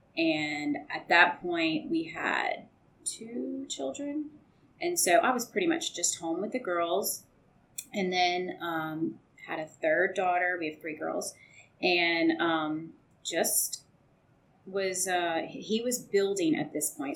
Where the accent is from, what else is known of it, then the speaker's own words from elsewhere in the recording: central Louisiana, United States; now in Baton Rouge, United States; from central Louisiana, which is, you know, just 20, 30 minutes from here uh, grew up there